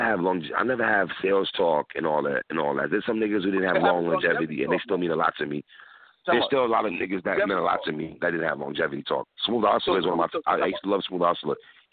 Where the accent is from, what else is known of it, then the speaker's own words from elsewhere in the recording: New York City, New York, United States; I'm from New York City.